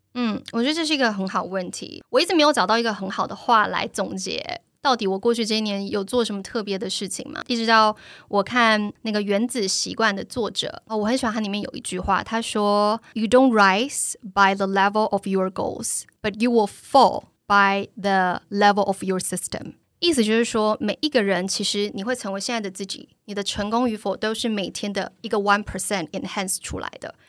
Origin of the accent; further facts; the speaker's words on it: Taiwan; moved away as an adult; also born or lived in China / France; 我们以前从小在台湾看到这些选择